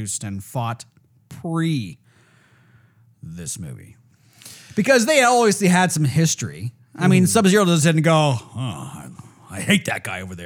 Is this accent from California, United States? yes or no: yes; California, United States; Come from California